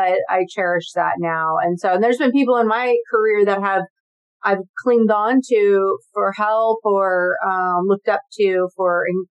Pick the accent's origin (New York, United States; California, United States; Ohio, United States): California, United States; Santa Rosa; now in San Diego, United States; I was born and raised in Santa Rosa, California, which is in Northern California